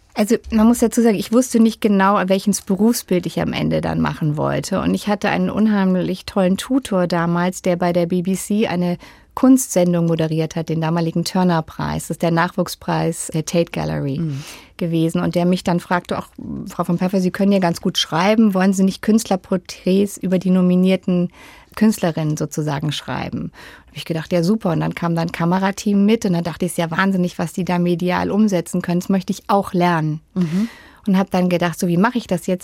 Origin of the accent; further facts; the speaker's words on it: Freiburg im Breisgau, Baden-Württemberg, Germany; In Freiburg im Breisgau.